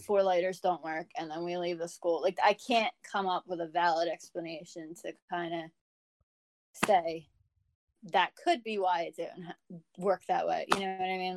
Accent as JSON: {"language": "English", "region": "New Jersey", "country": "United States", "said": "I am from New Jersey"}